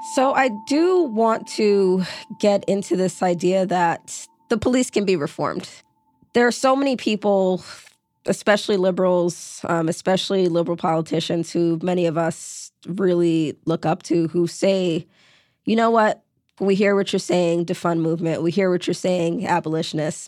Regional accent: New York City, New York, United States; I grew up in New York City. When I was in high school, senior year, I was violently mugged in my neighborhood in Brooklyn

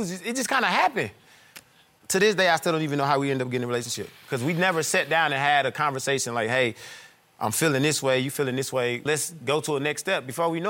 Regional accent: Midwest, United States; moved away as an adult; now in Atlanta, United States; We're from the Midwest.

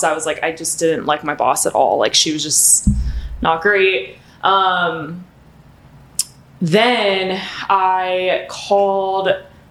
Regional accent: Alpharetta, Georgia, United States; moved away as an adult; now in Nashville, United States; I'm originally from Alpharetta, Georgia

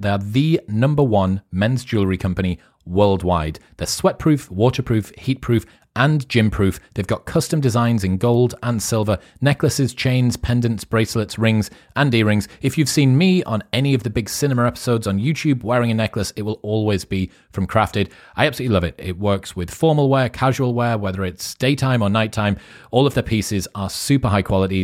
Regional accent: United Kingdom; accent: British

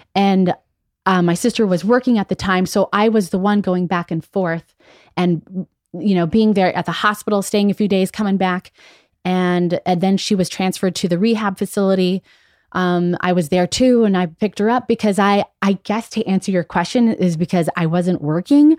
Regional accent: Las Vegas, Nevada, United States; moved away; also born or lived in Chicago; I've been away from Vegas for so long, that's where I, I grew up

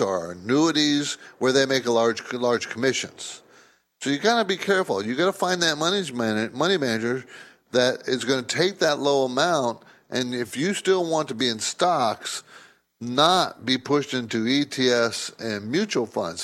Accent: San Diego, California, United States; moved away as an adult; also born or lived in New Jersey; I grew up in the West Coast in San Diego

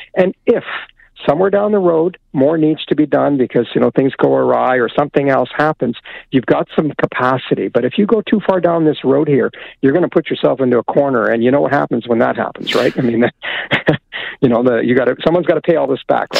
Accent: Alberta, Canada; I grew up in Alberta

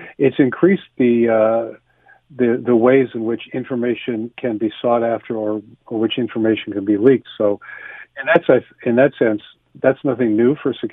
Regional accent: Canada; a Canadian

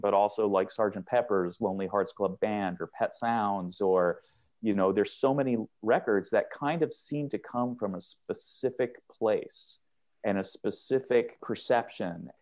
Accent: Seattle, Washington, United States; I grew up in Seattle

